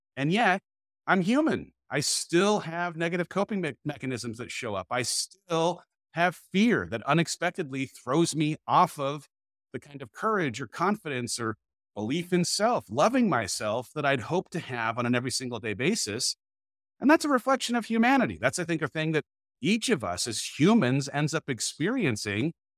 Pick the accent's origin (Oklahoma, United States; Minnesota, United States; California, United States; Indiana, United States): California, United States; moved away as an adult; now in Dripping Springs, United States; I moved my family from California, where we'd lived our entire life, to just outside of Austin, Texas, Dripping Springs